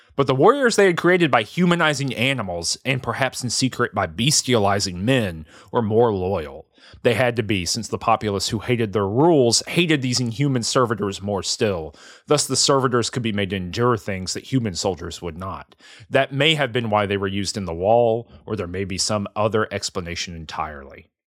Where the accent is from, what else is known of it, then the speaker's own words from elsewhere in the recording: the South, United States; I'm from the South